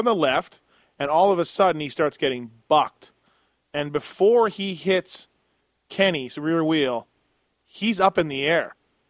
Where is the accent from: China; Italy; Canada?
Canada; Like, I'm from Canada.